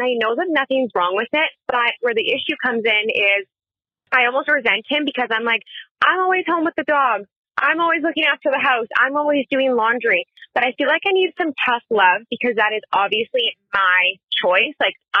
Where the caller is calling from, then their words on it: Canada; I am calling from Canada